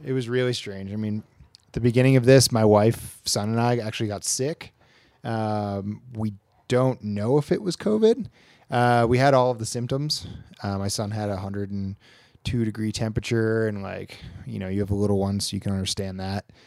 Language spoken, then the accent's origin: English; Queensbury, New York, United States; now in North Lake Tahoe, United States; I'm from the Queensbury, Lake George area.